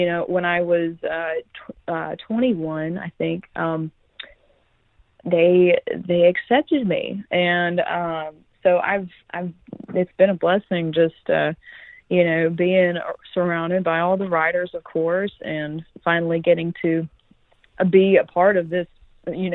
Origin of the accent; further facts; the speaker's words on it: Gulf Coast, Florida, United States; I grew up here on the Gulf Coast.